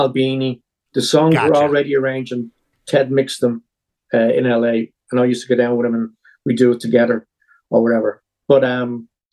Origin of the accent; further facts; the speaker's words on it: Dublin, Leinster, Ireland; moved away; also born or lived in Los Angeles; I was born in a British Army barracks in Dublin, the last British Army barracks that was ever there.